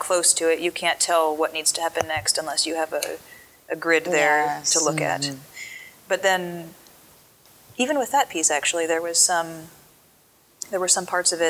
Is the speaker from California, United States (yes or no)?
yes; Southern California, United States; moved away as an adult; also born or lived in San Francisco, United States; now in Miami, United States; I grew up in Southern California